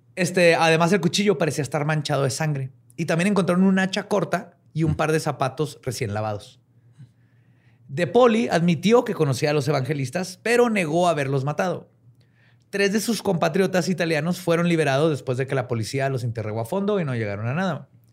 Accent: northern Mexico, Mexico; accent: norteño; como norteño, güey. Siempre nos dicen que hablamos bien fuerte

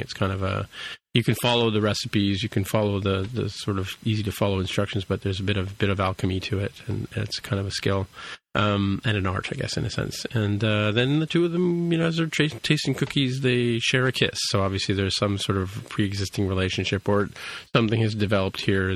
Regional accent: Canada; accent: Canadian; my Canadian accent

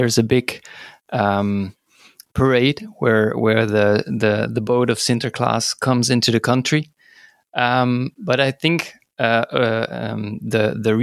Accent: Netherlands; I'm born and raised in the Netherlands

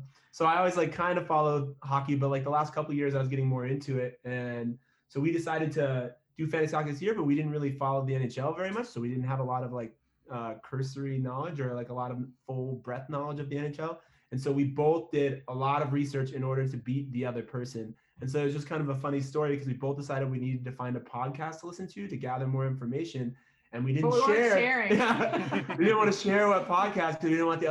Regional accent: New Mexico, United States; also born or lived in Michigan; I'm from Michigan originally, born there. We moved out here. I've been in New Mexico like most of my life. So we moved out here when I was in grade school still.

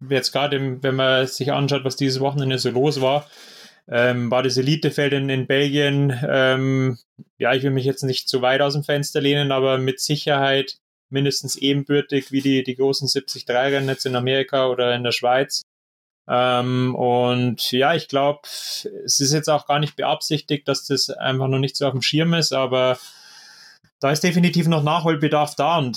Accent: Bavaria, Germany; gerade jetzt da aus der Nähe von Regensburg, aus meiner Heimatstadt, ähm, da hat sich jetzt auch ähm, so ein ja, kleiner Verein gebildet

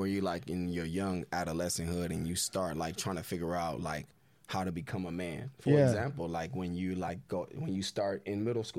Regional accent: Inglewood, California, United States; also born or lived in Los Angeles; Yeah, I was born actually in West Los Angeles, but I was raised mostly in Inglewood, California.

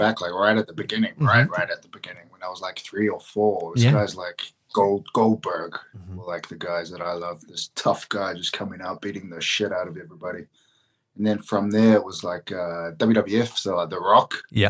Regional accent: Auckland, New Zealand; in Auckland, my hometown

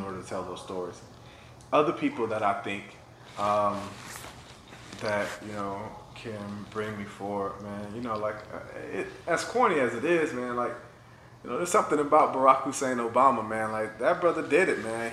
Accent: Florida, United States; also born or lived in Minnesota; now in Atlanta, United States; I'm from Florida, so this black kid in Florida

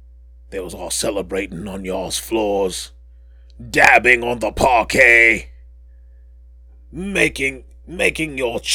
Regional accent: New York, United States; I growing up in New York, I would take a quick jaunt over to Brooklyn to meet up with my friend, Emmanuel Lewis.

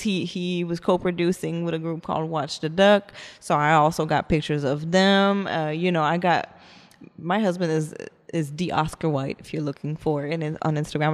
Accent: Montreal, Quebec, Canada; now in Texas, United States; I am French Canadian. I'm from Montreal

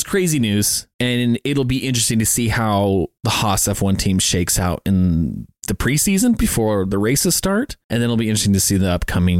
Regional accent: United States; We're American.

